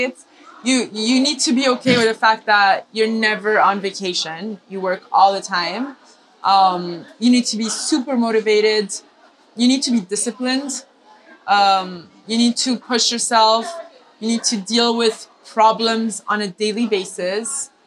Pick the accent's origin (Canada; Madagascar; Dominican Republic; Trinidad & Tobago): Madagascar; also born or lived in Milan, Italy; So I'm half Italian, half Indian, but I grew up in Madagascar.